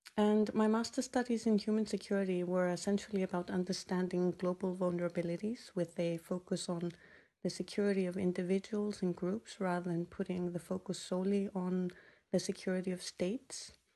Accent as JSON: {"language": "English", "country": "Iceland", "tie": "born or raised there", "moved": "as an adult", "said": "growing up in Iceland has definitely shaped us"}